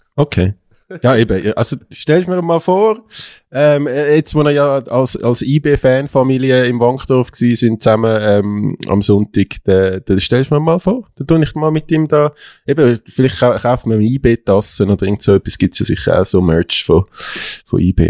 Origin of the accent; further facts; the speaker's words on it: Zurich, Switzerland; als Zürcher